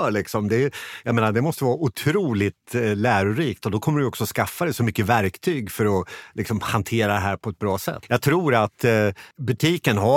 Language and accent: Swedish; Motala, Östergötland, Sweden; Jag själv är från eh, Motala och när jag, är hemma i Motala och tittar liksom hur det ser ut, det är ganska mycket tomma eh, butiker